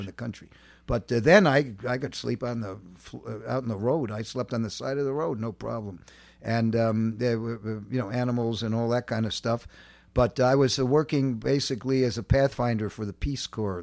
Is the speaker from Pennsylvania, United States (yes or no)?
no; New York City, New York, United States; also born or lived in Chad; I grew up in Manhattan, uh, uh, uh, a block of cement